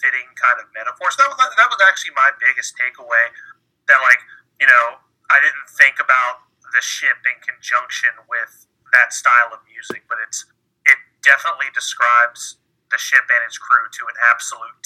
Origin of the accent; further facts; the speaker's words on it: Norfolk, Virginia, United States; I grew up in Norfolk, Virginia